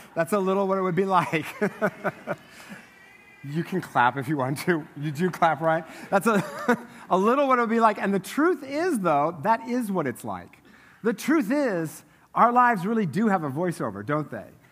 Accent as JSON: {"language": "English", "region": "Eastern Washington", "country": "United States", "said": "I'm from Eastern Washington"}